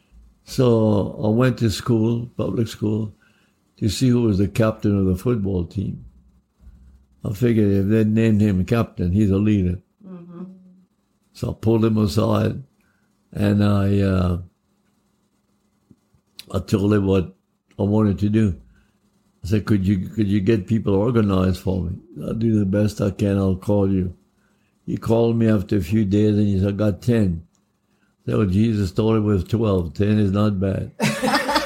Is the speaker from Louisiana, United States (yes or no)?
yes; Cecilia, Louisiana, United States; we're both from Cecilia